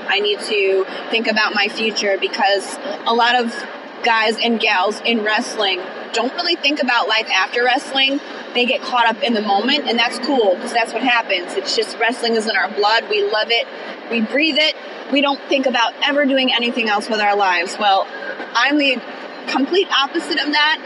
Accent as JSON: {"language": "English", "region": "Connecticut", "country": "United States", "said": "I'm from Connecticut."}